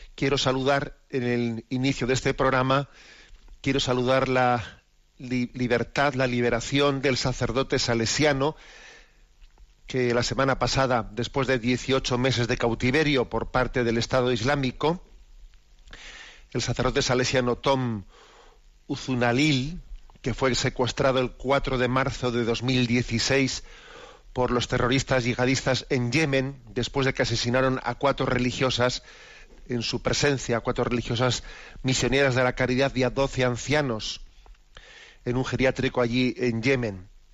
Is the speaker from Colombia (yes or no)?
no; Basque Country, Spain; los que somos vascos como es mi caso